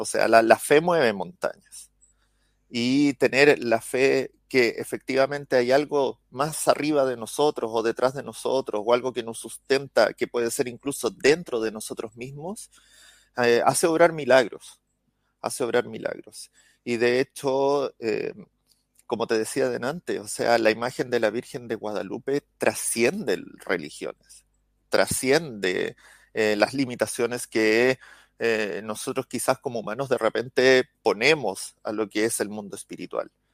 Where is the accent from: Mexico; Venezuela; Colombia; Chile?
Chile; soy de Chile